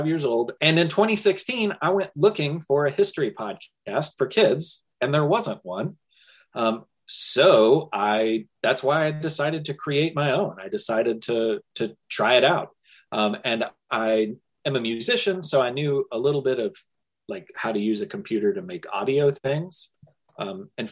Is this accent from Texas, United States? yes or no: no; Louisville, Kentucky, United States; So I grew up in Louisville, Kentucky. I'm born and raised here